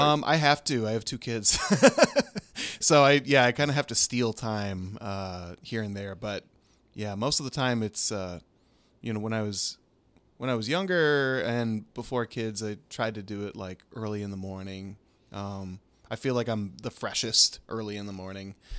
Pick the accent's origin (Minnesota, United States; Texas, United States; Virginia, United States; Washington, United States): Minnesota, United States; moved away as an adult; also born or lived in Los Angeles; I'm from Minnesota originally, but we lived in L A for eleven years